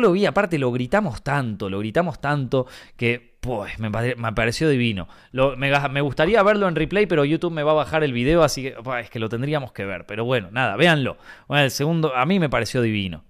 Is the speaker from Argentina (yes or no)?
yes; Argentina; moved away as an adult; now in Madrid, Spain; yo no me fui de Argentina porque, porque no me gusta el país, porque yo estaba bastante bien ahí